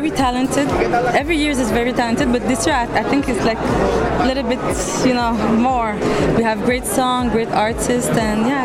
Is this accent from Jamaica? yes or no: no; Montreal, Quebec, Canada; Obviously English, since I'm from Montreal.